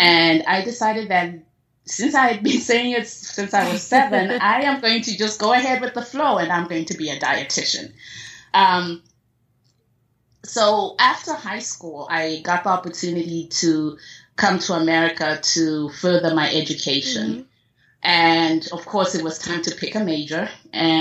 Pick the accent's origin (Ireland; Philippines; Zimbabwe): Zimbabwe; I was born and raised in Zimbabwe